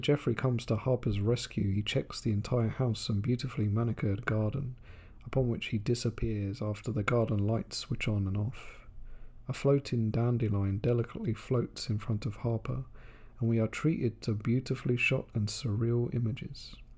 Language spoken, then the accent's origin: English; England, United Kingdom; now in Japan; my home country of England